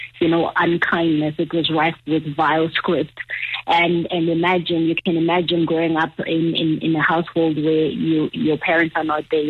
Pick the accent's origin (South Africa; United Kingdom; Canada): South Africa; Transkei, Eastern Cape; moved away; also born or lived in Johannesburg, South Africa; when I grew up in the Transkei to ending up in Joburg